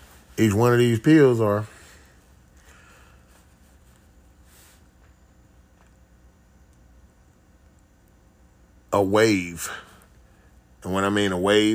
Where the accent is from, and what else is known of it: United States